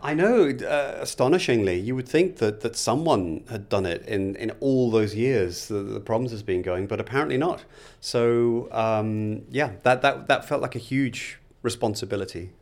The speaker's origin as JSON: {"language": "English", "town": "Liverpool", "region": "North West England", "country": "United Kingdom", "tie": "born or raised there", "said": "I was born in Liverpool. Um, my parents had very normal working class jobs. My, my, my dad originally worked on the Liverpool docks"}